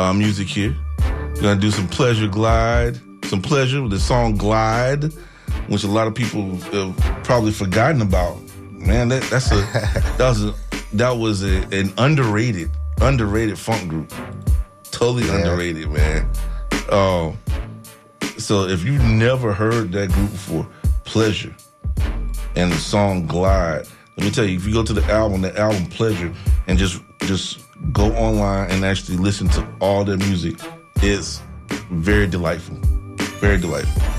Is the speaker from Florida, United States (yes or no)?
yes; Tallahassee, Florida, United States; I'm from Tallahassee